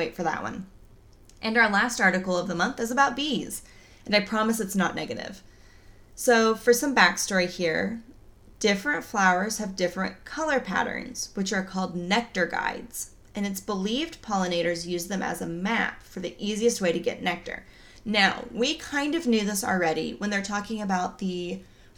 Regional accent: Oklahoma, United States; I'm from Oklahoma. I don't pronounce things right

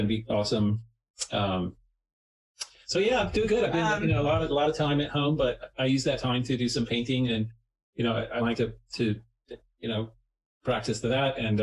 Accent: Texas, United States; Growing up in Texas

